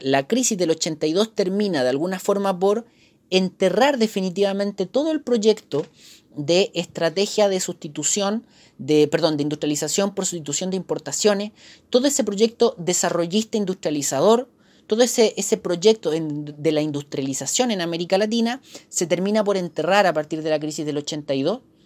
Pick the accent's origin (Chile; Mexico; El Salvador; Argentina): Chile; somos chilenos, porque estamos acá, porque es nuestro país